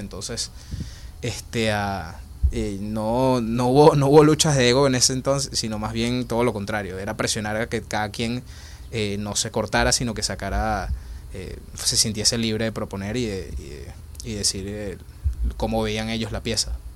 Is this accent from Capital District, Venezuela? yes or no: yes; Caracas, Capital District, Venezuela; moved away as an adult; now in Spain; yo nací y crecí en Caracas, Venezuela, y por la situación de, Venezuela me tuve que venir en el 2016 este, para España